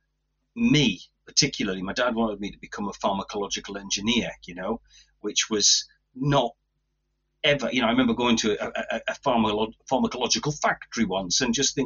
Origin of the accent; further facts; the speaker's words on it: Tynedale, North East England, United Kingdom; I was brought up in Tynedale, and I never left Tynedale.